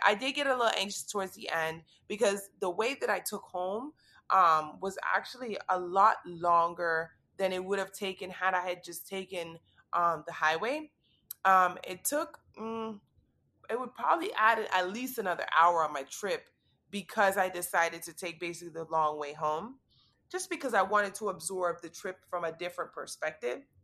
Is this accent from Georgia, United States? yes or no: no; Miami, Florida, United States; I'm born and raised in Miami